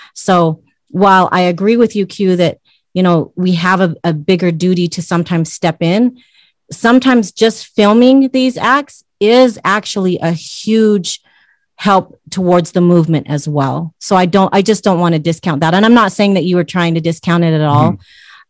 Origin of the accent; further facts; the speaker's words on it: United States; also born or lived in Utah; I grew up in Washington State and Utah around yeah. white people